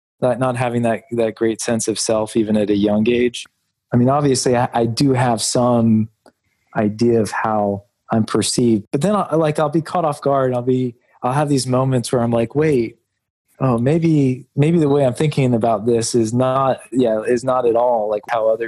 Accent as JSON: {"language": "English", "region": "Alabama", "country": "United States", "tie": "born or raised there", "also_born_or_lived": "Indianapolis / Charlotte / Lexington", "said": "because I was born in Indianapolis. We lived there for a while. We were in Charlotte, North Carolina, and then we moved to Alabama. Then we were in Lexington, Kentucky."}